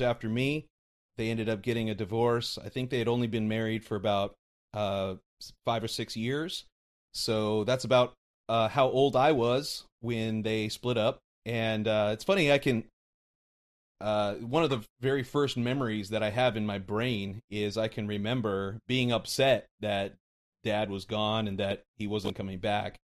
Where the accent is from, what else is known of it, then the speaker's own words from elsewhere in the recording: Mesa, Arizona, United States; moved away; also born or lived in Portland, Oregon; that, that's where I grew up. I went to Mesa High School